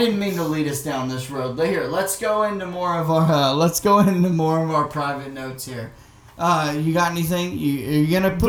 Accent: Arkansas, United States; moved away as an adult; now in Boston, United States; I'm from Arkansas, and in my small town, my wife worked there for a year when we moved back down there.

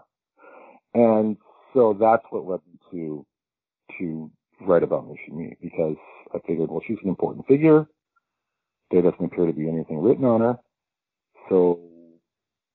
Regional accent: West Coast, Canada; moved away; when I was a kid growing up on the West Coast

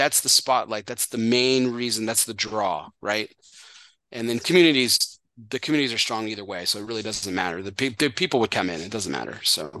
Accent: Azle, Texas, United States; born or raised there

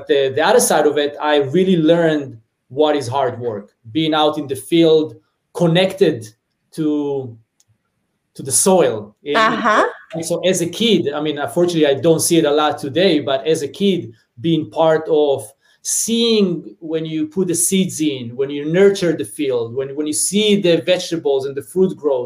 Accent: Israel; moved away as an adult; now in San Fernando Valley, United States; I grew up in a small, it's called Mushav

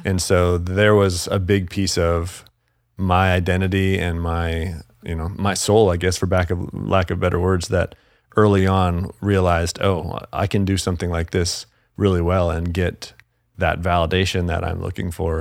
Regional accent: Salt Lake City, Utah, United States; also born or lived in Los Angeles; now in Tennessee, United States; I grew up in Salt Lake City, Utah

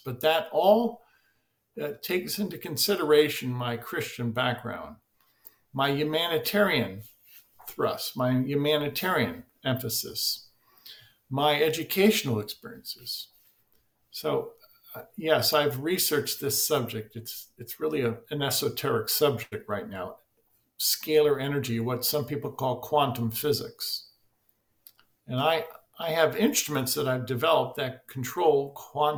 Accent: United States; growing up in the United States of America

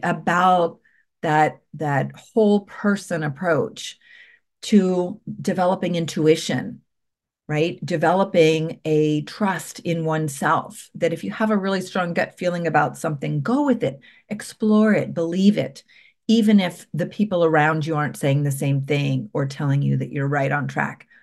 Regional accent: Columbus, Ohio, United States; I was from Columbus

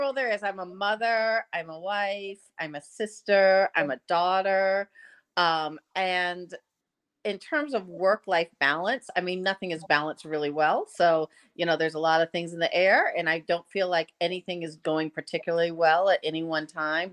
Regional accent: Massachusetts, United States; moved away as an adult; now in Washington, D.C., United States; I am originally from Massachusetts

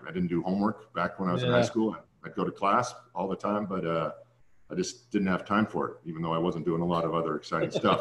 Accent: Santa Barbara, California, United States; It was my hometown

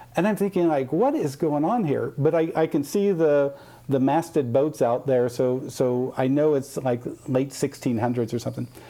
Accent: Midwest, United States; I grew up in the Midwest

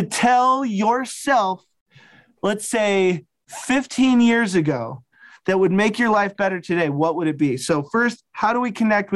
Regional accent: Wyoming, United States; I'm from Wyoming

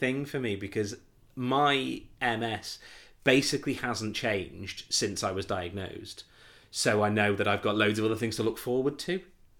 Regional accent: North West England, United Kingdom; my friends from where I grew up on here on the Wirral were all home for the Easter weekend

